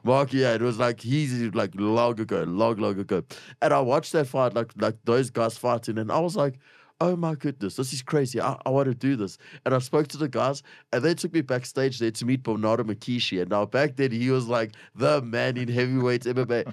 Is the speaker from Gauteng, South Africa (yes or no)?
yes; Springs, Gauteng, South Africa; shout out to Springs. I love it. It's my hometown